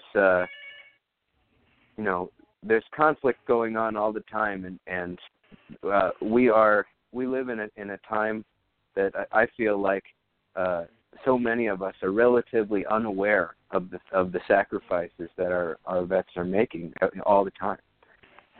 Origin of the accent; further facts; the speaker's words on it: Iowa, United States; moved away as an adult; now in New York, United States; I'm from Iowa, when I go home to Iowa, sometimes I run into past classmates who are veterans